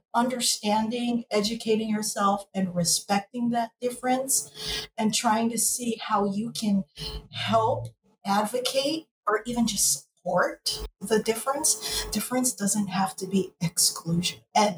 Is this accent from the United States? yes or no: no; Philippines; Like, I'm Filipino, but when you go out on the street, people lump Chinese